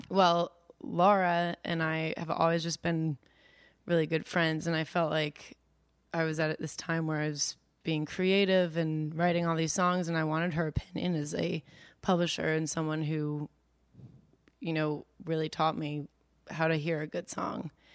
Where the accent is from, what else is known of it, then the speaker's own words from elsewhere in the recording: Potomac, Maryland, United States; I'm from Potomac, Maryland